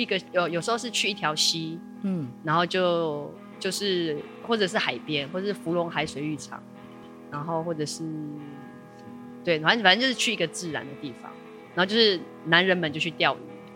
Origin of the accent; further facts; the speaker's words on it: Taipei, Taiwan; moved away as an adult; now in Taitung, Taiwan; 我是台北人。哦。因为小时候虽然住在台北